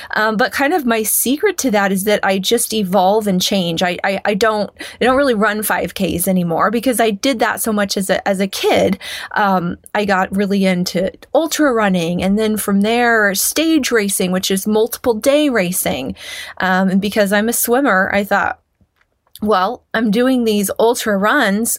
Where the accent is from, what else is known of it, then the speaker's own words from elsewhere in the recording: Kansas, United States; I grew up in Kansas